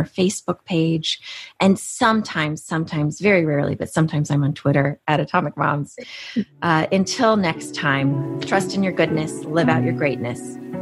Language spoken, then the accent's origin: English; Houston, Texas, United States; my hometown of Houston